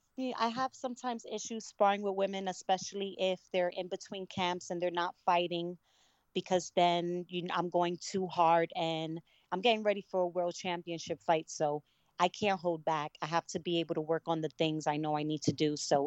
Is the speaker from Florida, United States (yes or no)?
no; Brooklyn, New York, United States; also born or lived in Connecticut, United States; I'm originally from Brooklyn, New York, and my mom had moved us to Connecticut, and that's where I learned about amateur boxing